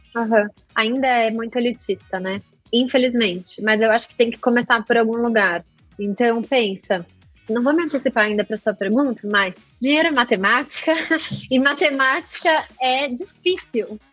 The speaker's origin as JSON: {"language": "Portuguese", "country": "Brazil", "said": "eu, sendo brasileira"}